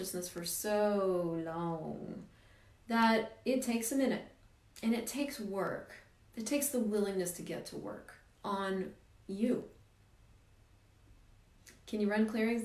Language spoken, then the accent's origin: English; Colorado, United States; moved away as an adult; also born or lived in Missouri; now in Canada; I grew up in Missouri, right in the middle of the US, and then he got a great job in Colorado. So we moved the whole family